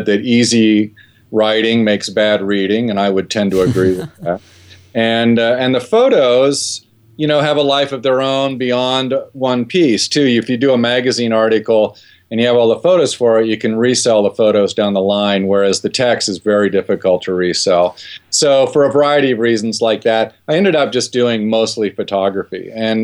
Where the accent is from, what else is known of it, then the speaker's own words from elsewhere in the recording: Ohio, United States; I grew up in Ohio